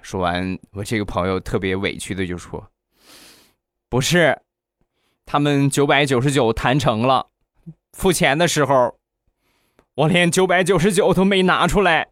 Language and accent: Chinese; Rizhao, Shandong, China; 还有我们家乡特产日照绿茶也有